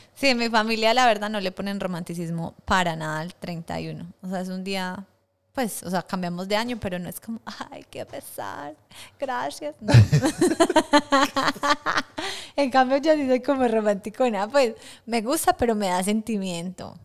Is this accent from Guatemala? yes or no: no; Colombia; moved away; somos muchas colombianas